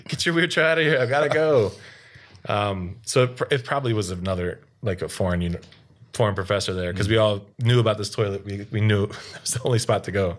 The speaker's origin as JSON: {"language": "English", "town": "Baltimore", "region": "Maryland", "country": "United States", "moved": "yes", "lives_now": "South Korea", "said": "No one knows where Baltimore is"}